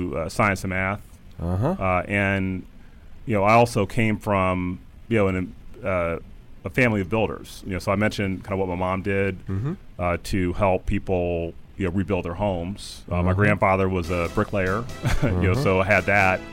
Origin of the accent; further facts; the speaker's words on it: Canton, Ohio, United States; growing up in Canton, Ohio, it's home of the Pro Football Hall of Fame.